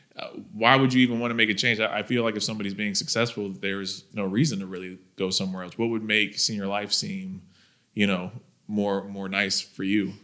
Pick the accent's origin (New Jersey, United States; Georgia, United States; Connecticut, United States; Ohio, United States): Georgia, United States; Thomasville; I'm from Thomasville, Georgia